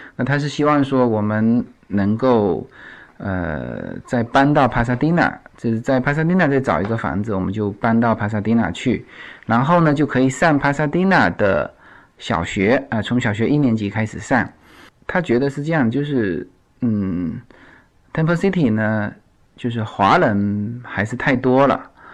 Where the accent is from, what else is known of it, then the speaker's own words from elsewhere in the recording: China; now in United States; 我说来自China